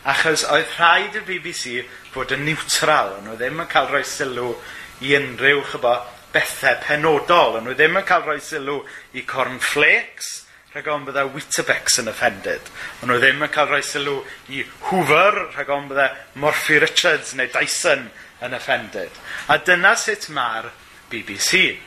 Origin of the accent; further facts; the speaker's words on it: Wales, United Kingdom; wy'n gwrando ar Radio Cymru, wrth gwrs, yn ôl fy nyletswydd fel Cymro.